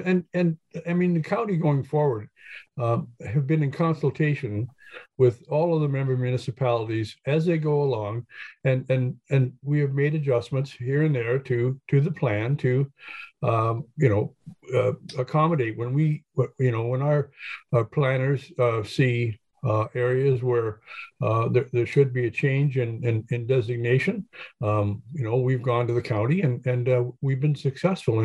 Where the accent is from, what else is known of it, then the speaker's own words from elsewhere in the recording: Hastings, Ontario, Canada; a kid growing up in Hastings